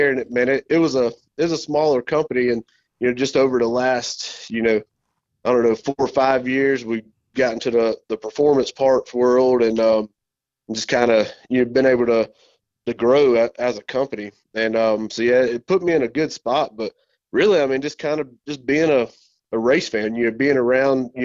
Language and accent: English; Charlotte, North Carolina, United States; I was born and raised here in the Charlotte area